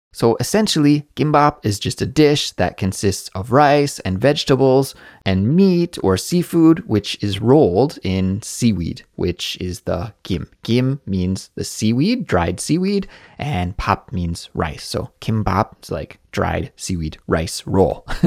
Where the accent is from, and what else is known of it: Canada; now in South Korea